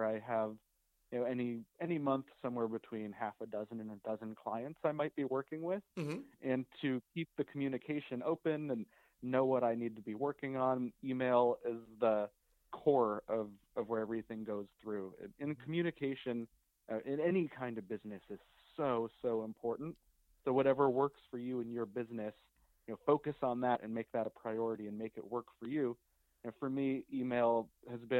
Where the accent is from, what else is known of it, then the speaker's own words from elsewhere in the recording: Denver, Colorado, United States; now in Ventura, United States; I grew up in Denver